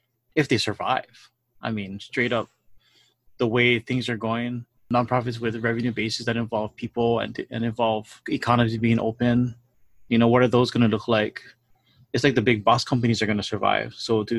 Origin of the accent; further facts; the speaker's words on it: Hawaii, United States; we're from Hawaii